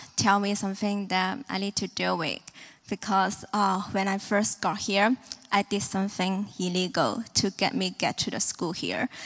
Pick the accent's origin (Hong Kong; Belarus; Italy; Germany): Hong Kong; moved away as an adult; now in Kansas City, United States; We are from Hong Kong, China, and then, um, this is my fifth year here in Kansas City.